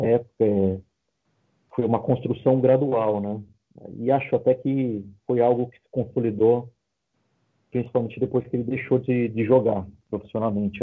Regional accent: São Paulo, Brazil; Apesar de eu não ser carioca, eu sou paulista

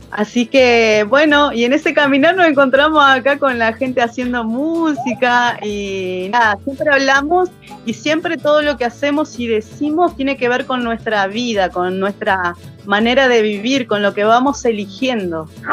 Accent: General Roca, Río Negro, Argentina; soy acá de Fishkun Menoko, eh, nacida y criada acá

